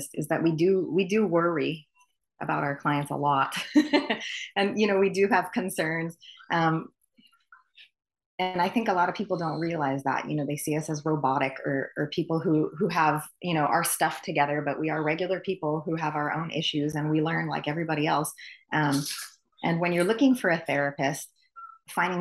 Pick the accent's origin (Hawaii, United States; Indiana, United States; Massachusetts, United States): Hawaii, United States; Honolulu; I'm born and raised in Honolulu, Hawaii.